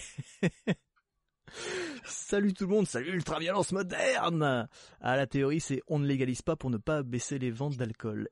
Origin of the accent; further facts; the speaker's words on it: Belgium; Je suis belge aussi